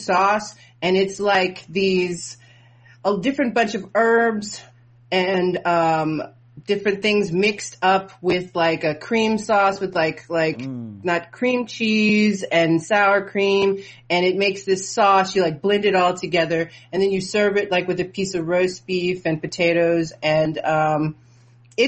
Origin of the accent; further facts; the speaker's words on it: Ohio, United States; moved away as an adult; now in Germany; I grew up in Ohio